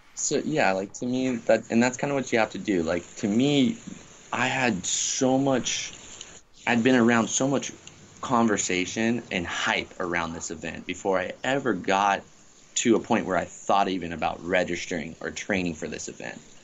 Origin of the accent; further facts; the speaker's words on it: Bradenton, Florida, United States; moved away as an adult; now in Lahaina, United States; Bradenton, Anna Maria Island is the uh, beaches and town that I grew up in.